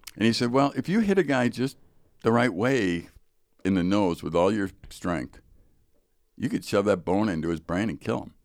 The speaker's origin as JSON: {"language": "English", "town": "Chicago", "region": "Illinois", "country": "United States", "tie": "born or raised there", "said": "I grew up in Chicago, so there's Chicago public schools"}